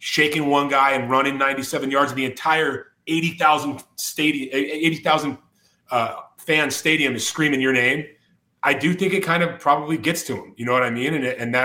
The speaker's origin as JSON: {"language": "English", "town": "Whittier", "region": "California", "country": "United States", "said": "I'm from Whittier, California"}